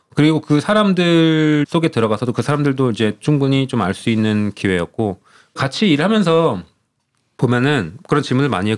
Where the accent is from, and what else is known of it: South Korea; moved away as an adult; now in Spain